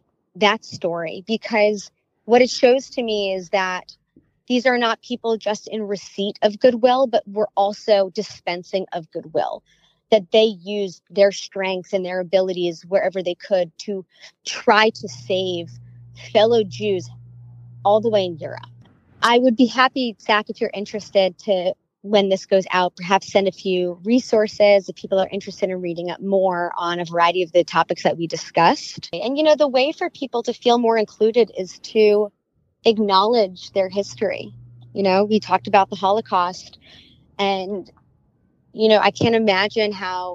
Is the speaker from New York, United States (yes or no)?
yes; New York City, New York, United States; I was born and raised in and around New York City.